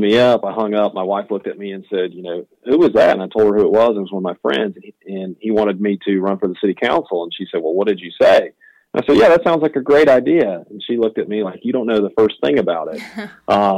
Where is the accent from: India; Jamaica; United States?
United States; Wisconsin; moved away as an adult; now in Greenville, United States; I'm originally from Wisconsin